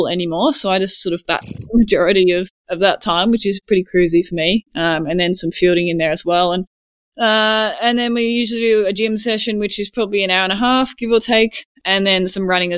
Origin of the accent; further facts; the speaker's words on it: Sydney, New South Wales, Australia; I grew up in Sydney